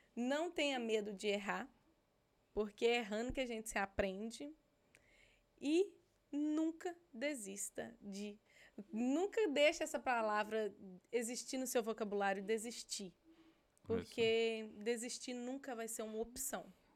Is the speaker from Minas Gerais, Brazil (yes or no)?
yes; Minas Gerais, Brazil; now in United States; Eu sou de Minas Gerais